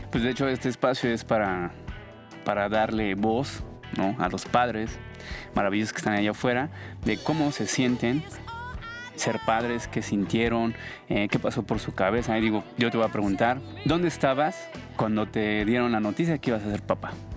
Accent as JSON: {"language": "Spanish", "region": "Mexico City", "country": "Mexico", "said": "Soy de aquí de la Ciudad de México"}